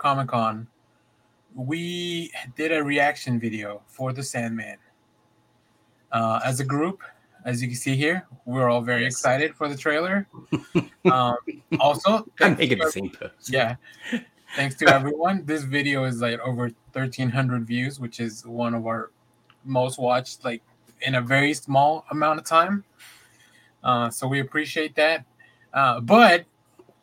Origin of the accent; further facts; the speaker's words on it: United States; accent: American; my stupid American accent